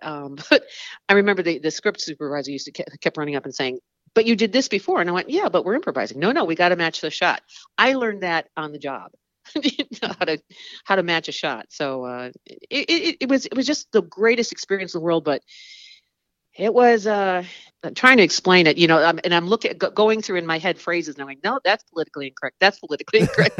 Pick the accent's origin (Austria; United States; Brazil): United States; Chicago, Illinois; I was born in Chicago and, uh, went to Northern Illinois University